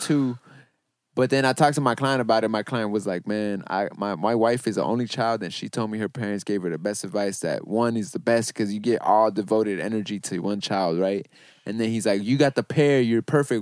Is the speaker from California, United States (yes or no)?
yes; Los Angeles, California, United States; I grew up in Van Nuys